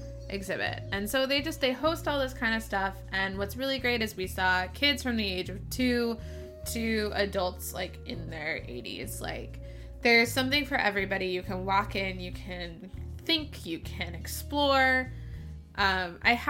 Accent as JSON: {"language": "English", "town": "Oakland", "region": "California", "country": "United States", "tie": "born or raised there", "said": "I grew up in the Bay Area"}